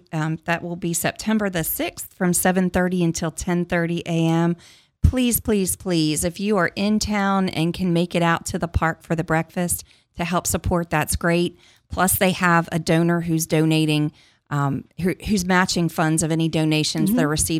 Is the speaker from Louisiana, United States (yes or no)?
no; Martinsburg, West Virginia, United States; I grew up in War Memorial Park, and what a great place.